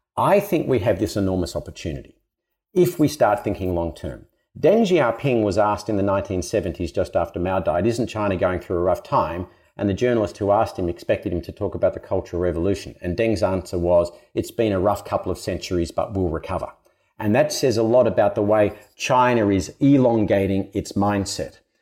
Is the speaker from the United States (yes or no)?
no; Australia; I was a kid growing up in Australia